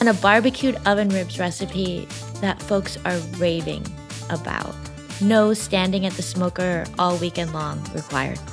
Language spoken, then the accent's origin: English; Midwest, United States; I grew up in the Midwest